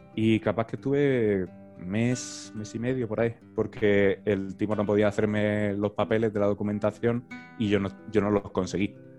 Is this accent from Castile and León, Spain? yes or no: no; Murcia, Region of Murcia, Spain; also born or lived in Lomas de Zamora, Argentina; si soy de Murcia